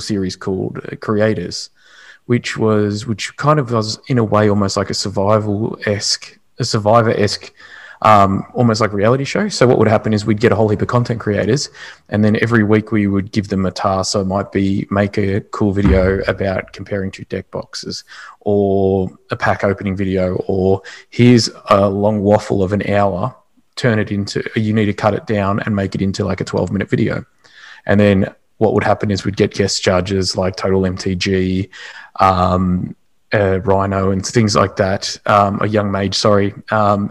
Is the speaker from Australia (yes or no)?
yes; Australia; being Australian as well